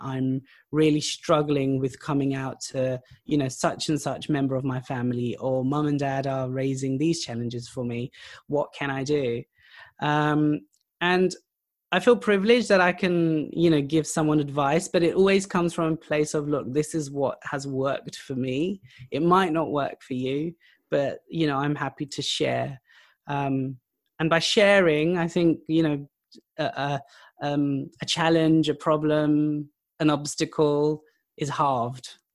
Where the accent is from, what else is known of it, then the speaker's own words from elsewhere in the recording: United Kingdom; also born or lived in Pakistan; I'm British, I'm Pakistani, I'm of South Asian heritage